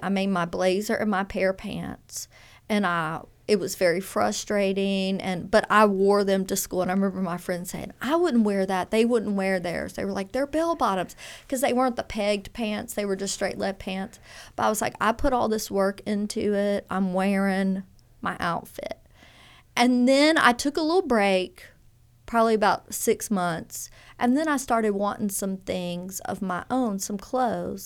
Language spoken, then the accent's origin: English; Baton Rouge, Louisiana, United States; moved away as an adult; also born or lived in Texas; now in Oxford, United States; I really grew up in Louisiana in the Baton Rouge area, really spent most of my, all schooling there, most of it